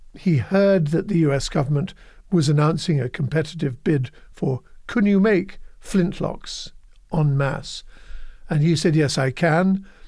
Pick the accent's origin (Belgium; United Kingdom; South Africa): United Kingdom; moved away as an adult; also born or lived in New York, United States; now in United States; former life as a Brit and a European.